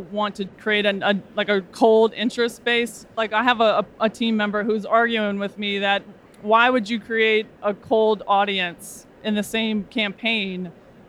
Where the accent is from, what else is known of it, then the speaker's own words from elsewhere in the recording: Baton Rouge, Louisiana, United States; I'm from Baton Rouge, Louisiana, and I own an agency